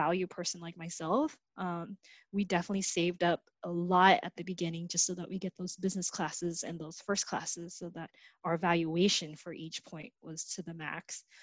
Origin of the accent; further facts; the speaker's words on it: United States; also born or lived in Vietnam / Malaysia; I came to the States when I was 6